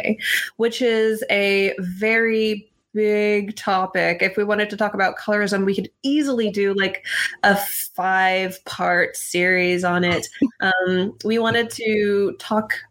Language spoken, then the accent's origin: English; the Northwest, Pacific Northwest, United States; I'm like from the Northwest